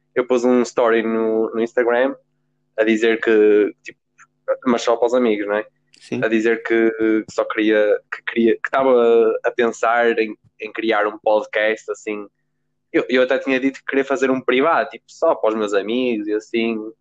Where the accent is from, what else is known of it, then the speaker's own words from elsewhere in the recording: Guimarães, Braga, Portugal; sou de Guimarães, tenho 17 anos